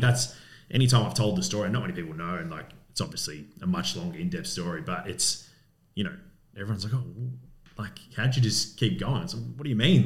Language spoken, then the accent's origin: English; Coburg, Victoria, Australia; I grew up in Coburg in West Coburg many moons ago